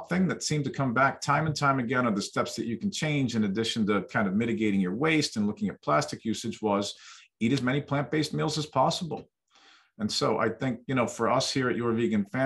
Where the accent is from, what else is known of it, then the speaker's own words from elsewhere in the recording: Western Pennsylvania, United States; I grew up in Western Pennsylvania in the 1970s